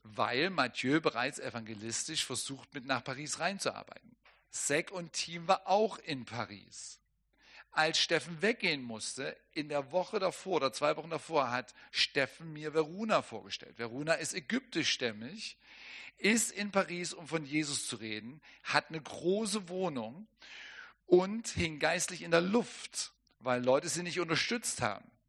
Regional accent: Germany; für mich als Deutscher

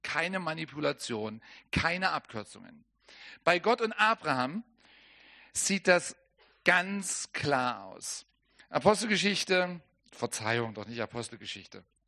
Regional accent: Germany; für mich als Deutscher

